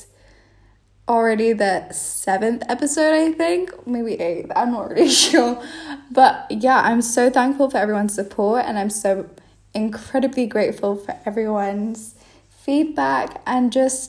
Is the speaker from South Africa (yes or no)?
no; Malaysia; moved away as an adult; now in United Kingdom; I'm from Malaysia